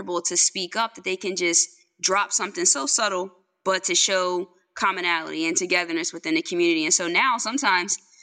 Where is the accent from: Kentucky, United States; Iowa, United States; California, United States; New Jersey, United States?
New Jersey, United States; Longside; I'm from Longside, New Jersey